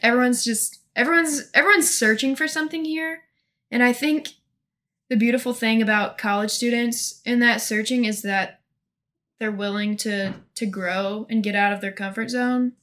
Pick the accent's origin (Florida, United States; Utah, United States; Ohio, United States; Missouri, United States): Missouri, United States; Monroe City; I'm from a little bitty town in northeast Missouri called Monroe City.